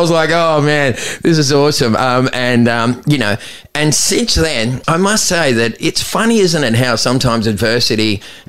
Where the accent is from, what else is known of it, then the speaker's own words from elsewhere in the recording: Aruba; I was doing it from the time I came from Aruba, right, because I thought I had a head start on everyone.